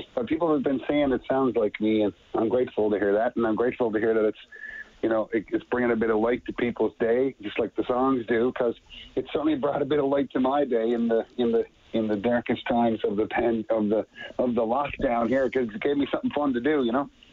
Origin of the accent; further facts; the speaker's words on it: Petty Harbour, Newfoundland and Labrador, Canada; my very young life growing up in Petty Harbor, my little fishing town with like 500 people